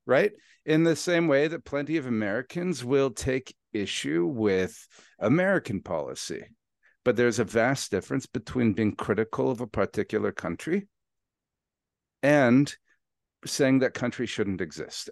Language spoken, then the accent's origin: English; Canada; I'm Canadian